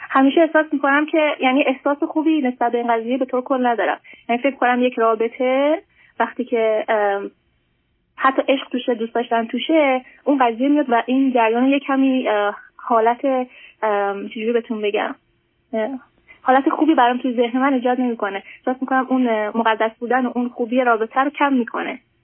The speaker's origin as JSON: {"language": "Persian", "country": "Iran", "moved": "as an adult", "lives_now": "United States", "said": "ما موقعی که ایران بودیم"}